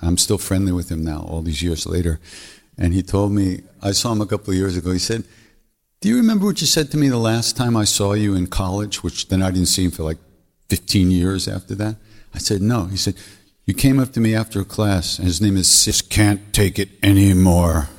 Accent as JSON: {"language": "English", "town": "Montreal", "region": "Quebec", "country": "Canada", "accent": "Québécois", "second_language": "English", "said": "I'm from Montreal"}